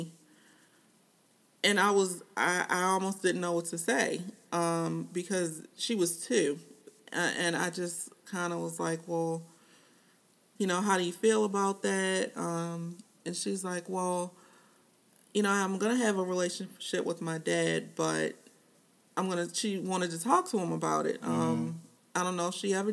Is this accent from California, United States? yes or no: no; Baltimore, Maryland, United States; I moved from West Baltimore to East Baltimore